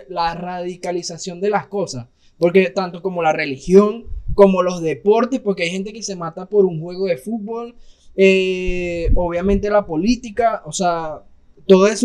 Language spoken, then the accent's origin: Spanish; Mexico; Para los gringos, eh, los mexicanos somos los venezolanos de, los colombianos.